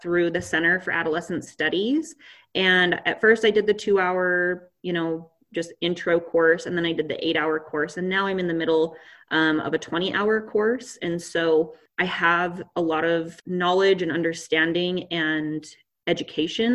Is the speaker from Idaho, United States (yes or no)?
yes; Pocatello, Idaho, United States; I grew up in Pocatello